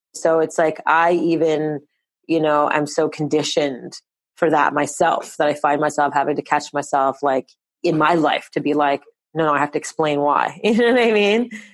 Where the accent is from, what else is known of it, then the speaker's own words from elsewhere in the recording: Montreal, Quebec, Canada; we were born and raised in Montreal, Canada